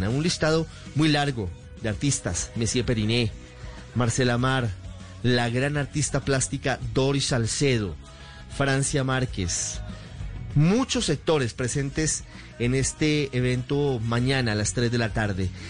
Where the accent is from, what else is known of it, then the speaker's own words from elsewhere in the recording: Colombia; pero ante todo soy un colombiano más y me duelen mis hermanos